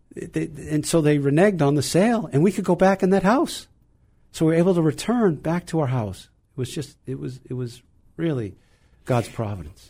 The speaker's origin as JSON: {"language": "English", "town": "Burlington", "region": "Vermont", "country": "United States", "tie": "born or raised there", "moved": "yes", "lives_now": "Wellesley, United States", "said": "I grew up in, in Burlington, Vermont"}